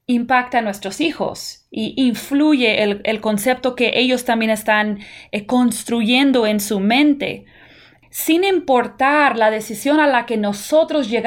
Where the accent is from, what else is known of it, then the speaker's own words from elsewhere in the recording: United States; yo puedo decir como una persona que toda mi niñez la pasé en Estados Unidos, yo nunca recuerdo asociar Halloween con brujas.